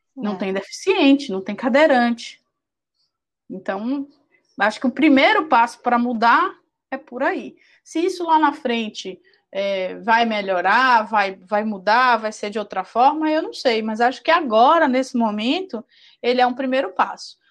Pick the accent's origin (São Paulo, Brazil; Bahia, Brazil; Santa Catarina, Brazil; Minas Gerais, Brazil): Bahia, Brazil; Salvador; eu sou de Salvador